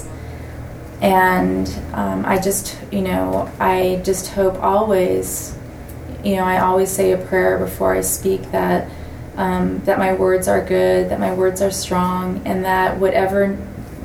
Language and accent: English; Gwich'in, Alaska, United States; also born or lived in Bethany, Israel; I was born in the Lazaria in Bethany, Israel. Which is right above the Mount of Olives. And I was not raised there. I was raised with my Gwich’in culture